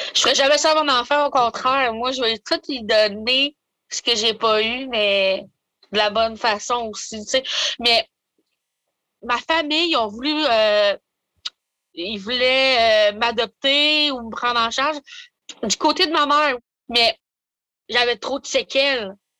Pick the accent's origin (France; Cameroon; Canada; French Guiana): Canada; Maniwaki, Quebec; je viens de Maniwaki, j'ai des origines algonquines, du côté de mon père